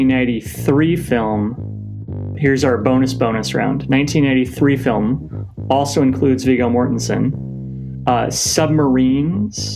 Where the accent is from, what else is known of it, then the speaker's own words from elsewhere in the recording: Portland, Oregon, United States; my hometown of Portland